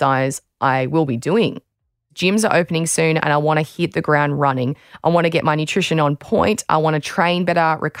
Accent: Australia

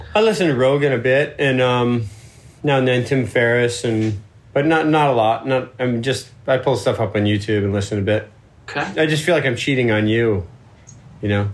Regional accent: Florida, United States; I'm from Florida

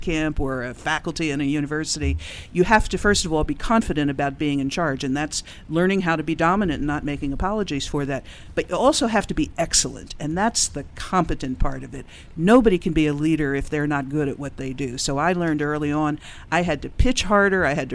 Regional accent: Philadelphia, Pennsylvania, United States; Originally from Philadelphia

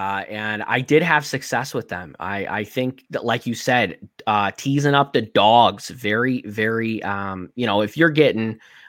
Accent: Chicago, Illinois, United States; I'm from Chicago

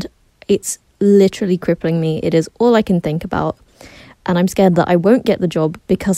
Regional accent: England, United Kingdom; I'm 23 from England

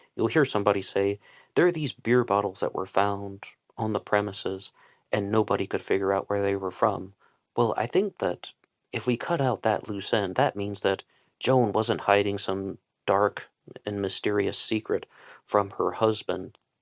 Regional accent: West Virginia, United States; I'm from West Virginia.

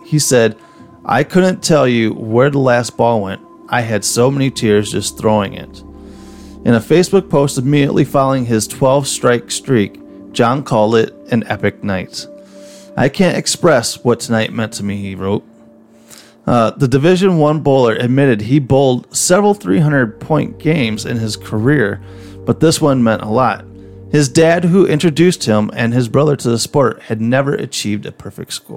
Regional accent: Illinois, United States; It's Illinois. So we hail from Illinois

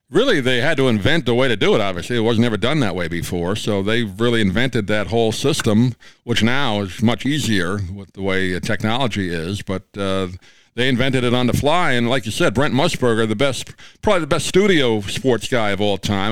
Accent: New York, United States; I grew up in New York

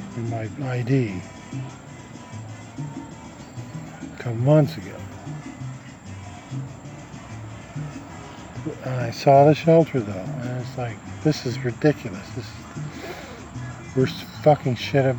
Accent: Nebraska, United States; moved away; I'm from Nebraska.

